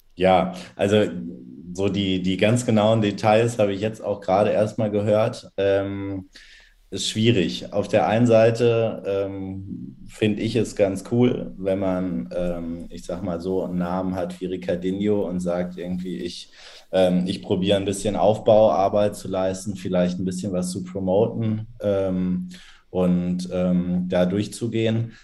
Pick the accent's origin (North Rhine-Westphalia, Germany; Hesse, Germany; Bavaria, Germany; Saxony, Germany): North Rhine-Westphalia, Germany; Dortmund; also born or lived in Münster; 32, äh, inzwischen wieder in Dortmund, aber die letzten, ich glaube, elf oder zwölf Jahre in Münster gelebt